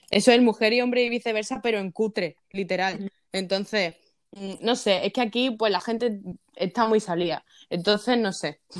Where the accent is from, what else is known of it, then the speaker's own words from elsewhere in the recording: Basque Country, Spain; yo soy vasca